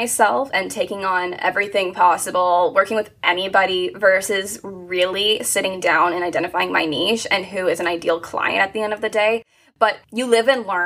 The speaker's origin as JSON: {"language": "English", "town": "Hamilton", "region": "Ontario", "country": "Canada", "tie": "born or raised there", "also_born_or_lived": "Toronto area", "said": "I am from a small town just outside of Toronto. I'm about like a 45-minute drive. It's called Hamilton, right in Canada"}